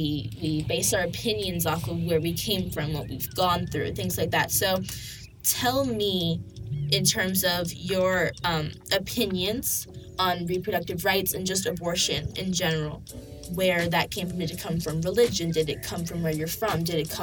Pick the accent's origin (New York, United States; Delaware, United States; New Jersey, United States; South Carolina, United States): New York, United States; So my background, I come from a liberal home. I'm from New York, and that's a liberal state.